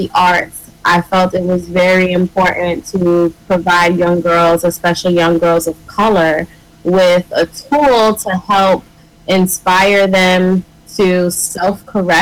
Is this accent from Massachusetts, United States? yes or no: yes; Springfield, Massachusetts, United States; I'm originally from Springfield, Massachusetts.